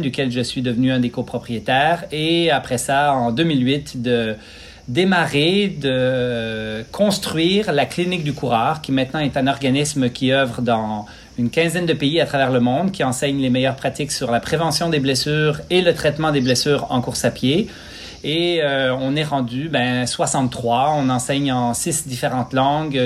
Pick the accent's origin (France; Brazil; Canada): Canada; Quebec; also born or lived in Switzerland; Je suis né en Suisse euh, en 1973, immigré au Lac-Saint-Jean, deux heures au nord